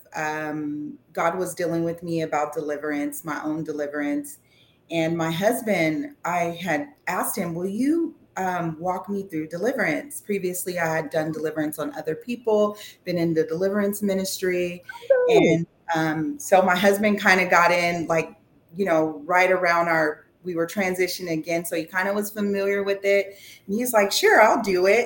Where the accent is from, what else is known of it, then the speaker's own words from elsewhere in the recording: California, United States; also born or lived in Yuba City, California; now in Rocklin, United States; I'm from California